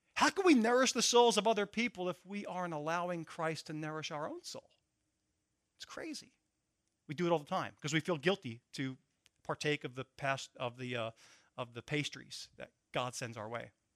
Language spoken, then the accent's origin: English; Philadelphia, Pennsylvania, United States; I'm from Philadelphia